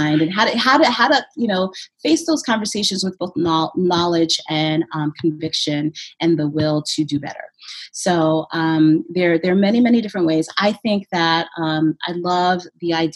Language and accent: English; Brooklyn, New York, United States; moved away as an adult; now in Montpelier, United States; I grew up in Brooklyn